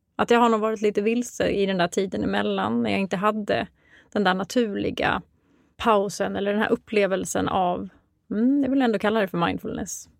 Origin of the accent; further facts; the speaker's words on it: Mora, Dalarna County, Sweden; moved away as an adult; also born or lived in Uppsala; now in Stockholm, Sweden; Jag kommer ursprungligen ifrån Mora i Dalarna